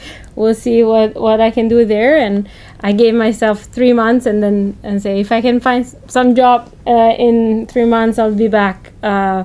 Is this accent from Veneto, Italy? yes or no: no; Chianti Classico, Tuscany, Italy; I grew up in Chianti Classico